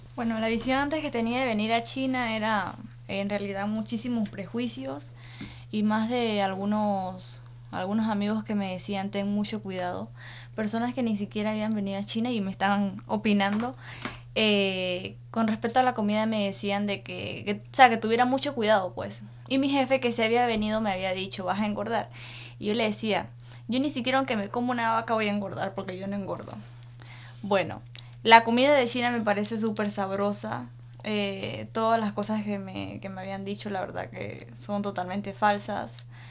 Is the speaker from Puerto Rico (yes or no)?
no; Panama; vengo de Panamá y represento a la Estrella de Panamá